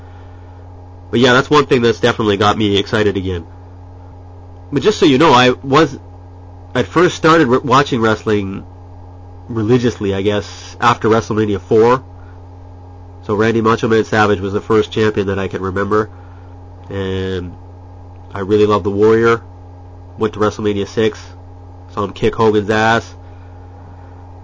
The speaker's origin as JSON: {"language": "English", "town": "Ottawa", "region": "Ontario", "country": "Canada", "tie": "born or raised there", "moved": "as an adult", "lives_now": "Japan", "said": "Born and raised in Canada, in Ottawa, and have been living in Japan for the past 7 or 8"}